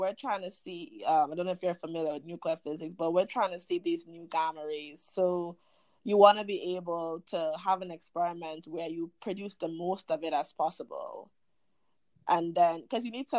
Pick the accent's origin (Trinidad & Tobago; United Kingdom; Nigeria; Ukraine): Trinidad & Tobago; Chaguanas, Couva-Tabaquite-Talparo; moved away as an adult; now in United States; I grew up in central Trinidad, is an area called Chaguanas